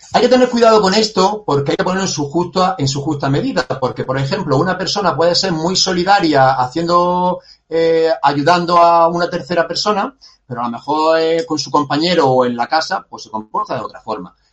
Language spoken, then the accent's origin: Spanish; Granada, Andalusia, Spain; yo soy granadino y, de aquí tampoco me quiero mover, estoy totalmente enamorado de, de mi ciudad